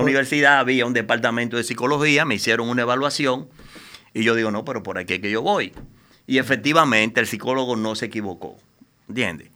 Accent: Dominican Republic; yo soy un ciudadano dominicano, eh, común y corriente, nacido en esta isla de 48

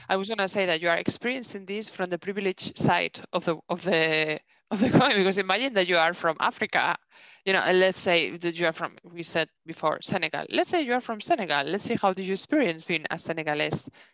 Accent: Spain; accent: thick Spanish; English is a second language; also born or lived in England; now in Denmark; I have such a thick Spanish accent

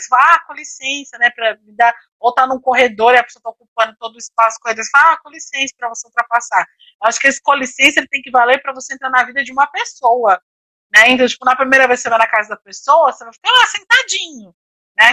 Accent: Brazil; a gente como brasileiro

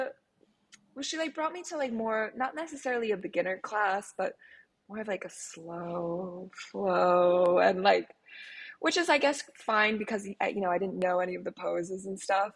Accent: Connecticut, United States; now in Miami, United States; I'm from Connecticut originally, a small town in Connecticut. So I grew up with parents who are super outdoorsy

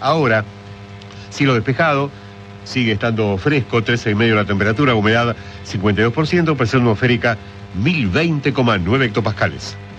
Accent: Argentina; moved away as an adult; now in Vatican City; toda mi gente de Argentina. Quiero mucho a mi tierra que, es la que me formó

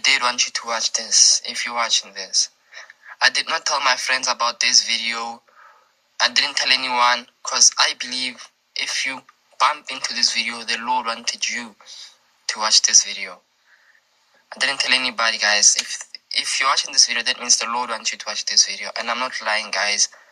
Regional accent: South Africa; I'm a boy from South Africa

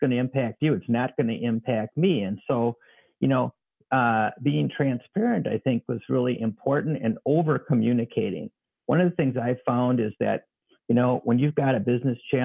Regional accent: Wisconsin, United States; growing up in Wisconsin

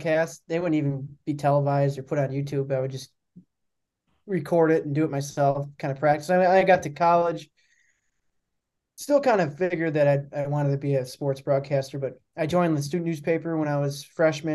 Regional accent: Milwaukee, Wisconsin, United States; also born or lived in Buffalo, New York; I grew up in Milwaukee, so I returned here after school

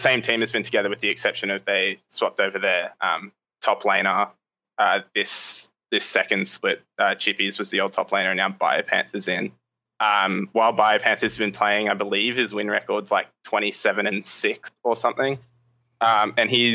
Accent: Brisbane, Queensland, Australia; Brisbane, Australia

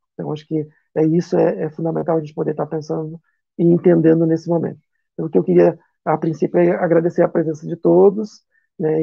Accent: Chapecó, Santa Catarina, Brazil; aqui na minha região, sou de Chapecó

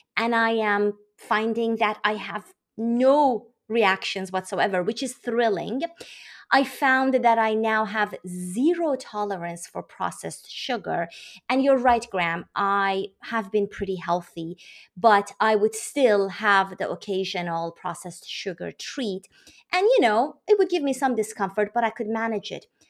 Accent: Iran; now in United States; I am from Iran. I live in the U S on the East Coast

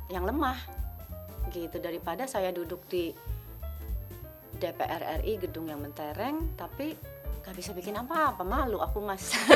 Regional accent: Jakarta, Indonesia; aku saya lahir besar di Jakarta Pusat.

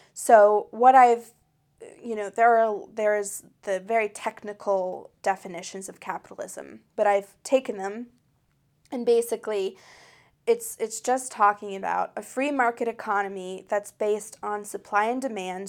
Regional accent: United States; I'm an American that grew up in, um, in the United States of America

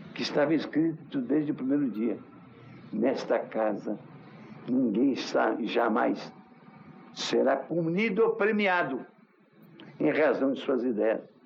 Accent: Brazil; eu sou brasileiro, mas diferente

